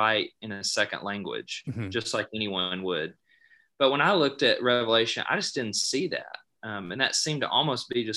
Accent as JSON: {"language": "English", "region": "Alabama", "country": "United States", "tie": "born or raised there", "said": "I grew up in Alabama"}